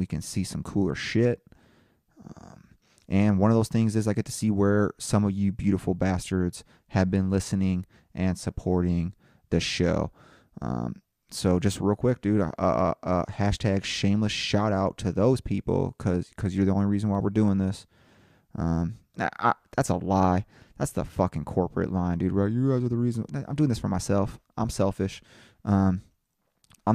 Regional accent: Indiana, United States; That's my home state

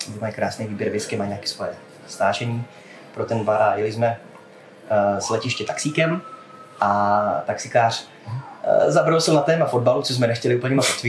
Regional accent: Prague, Czechia; já jsem Pražák.

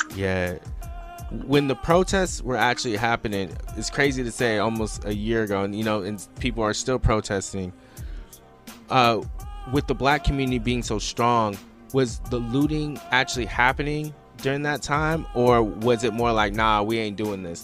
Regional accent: West Coast, United States; I'm a guy from the West Coast

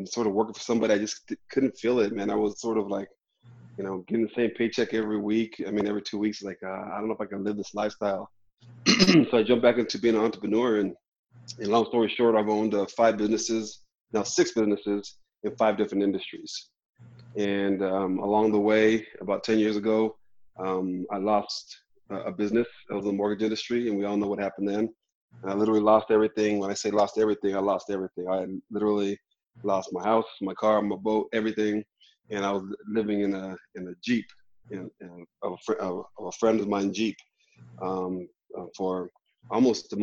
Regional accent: New Mexico, United States; also born or lived in Albuquerque, New Mexico; I'm a native from New Mexico, born and raised in Albuquerque, raised in northern New Mexico in the mountains

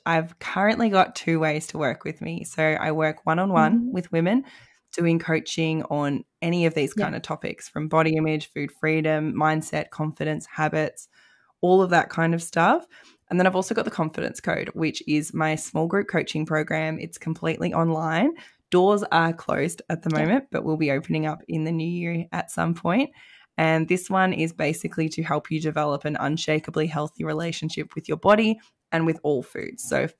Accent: Melbourne, Victoria, Australia; now in Tasmania, Australia; My family, I'm from Melbourne originally, so it means I get to come home.

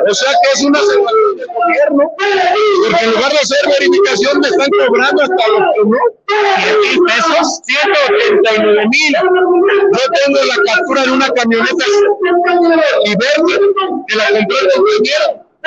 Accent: Puebla, Mexico; Somos ciudadanos, somos poblanos también

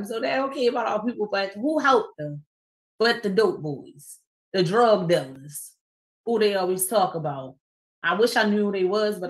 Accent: Baltimore, Maryland, United States; Councilman Antonio Glover Pucci, who I grew up with in the East Baltimore neighborhood

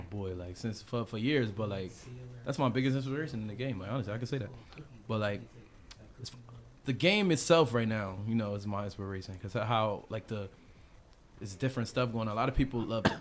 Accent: Paterson, New Jersey, United States; I'm from Paterson, New Jersey

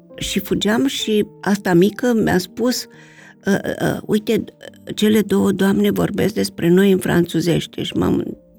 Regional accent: Romania

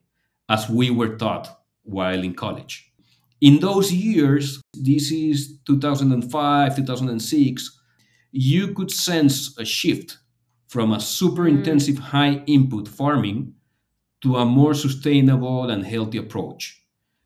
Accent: Lima, Peru; here in Lima, Peru, in my hometown

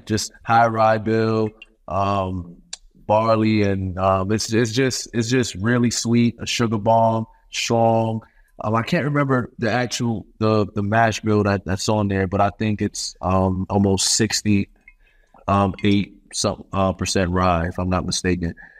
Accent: New York City, New York, United States; I'm from Brooklyn, New York

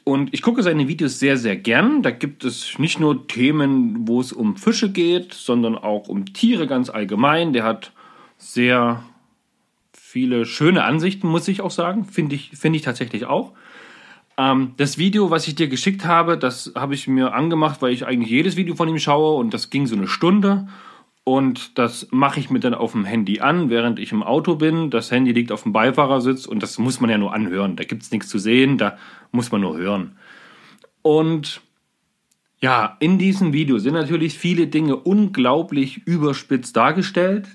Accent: Germany; bei uns in Deutschland

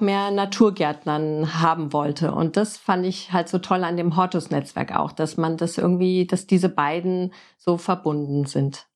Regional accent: Frankfurt, Hesse, Germany; moved away as an adult; also born or lived in Oklahoma, United States / Florida, United States; als Stadtkind in Frankfurt geboren und aufgewachsen

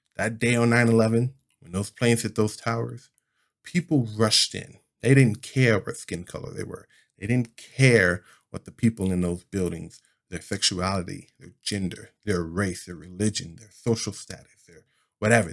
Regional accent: United States

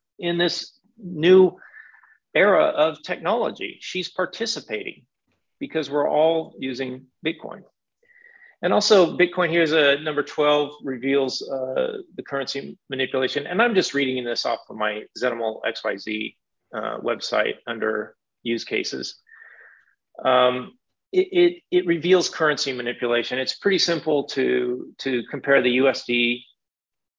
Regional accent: United States; I'm from the United States

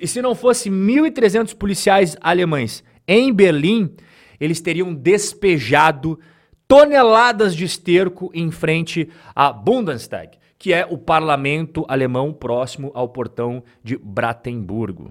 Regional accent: Brazil; todos nós que não somos europeus, que somos brasileiros

